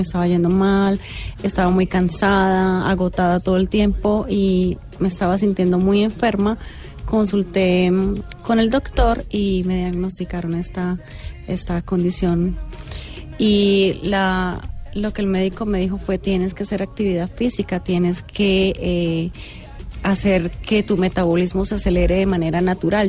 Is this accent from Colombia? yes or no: yes; Colombia; also born or lived in Venezuela; Nací en Venezuela, pero me crié en Colombia